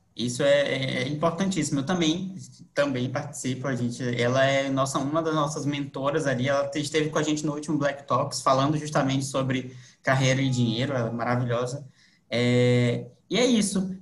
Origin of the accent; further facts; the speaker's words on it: Manaus, Amazonas, Brazil; now in Florianópolis, Brazil; Eu sou de Manaus, vim para cá para Florianópolis